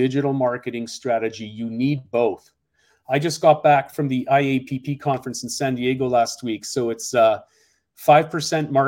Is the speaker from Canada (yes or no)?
yes; Canada; moved away as an adult; now in Seattle, United States; I came to the United States a couple of decades ago, and I'm originally from Canada, a graduate of UBC, University of British Columbia.